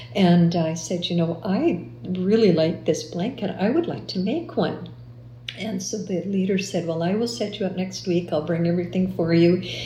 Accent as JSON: {"language": "English", "town": "Winnipeg", "region": "Manitoba", "country": "Canada", "tie": "born or raised there", "moved": "as an adult", "lives_now": "London, Canada", "said": "I was born and raised in Winnipeg, and we raised our three daughters in Winnipeg"}